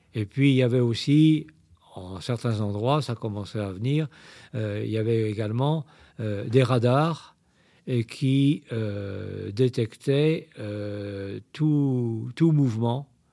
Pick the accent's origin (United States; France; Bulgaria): France; Saint-Malo, Brittany; Je suis originaire de Saint-Malo